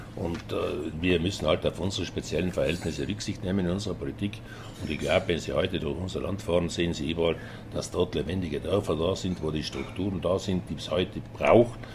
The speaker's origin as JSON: {"language": "German", "area": "South Tyrol", "region": "Trentino-Alto Adige", "country": "Italy", "said": "in erster Linie bin ich äh, Südtiroler, Tiroler"}